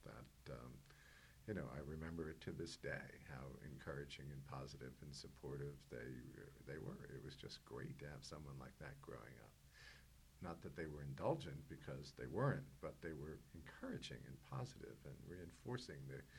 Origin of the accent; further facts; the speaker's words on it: New York City, New York, United States; moved away as an adult; now in Virginia, United States; I was born in New York City in the Grand Island of Manhattan many years ago